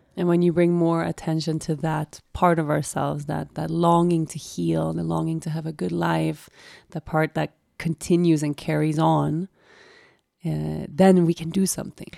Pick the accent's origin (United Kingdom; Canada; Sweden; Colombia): Sweden; also born or lived in Costa Rica; I had been away from Sweden for like a year.